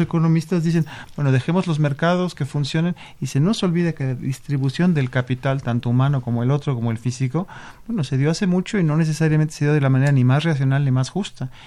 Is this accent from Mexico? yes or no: yes; Mexico; como mexicanos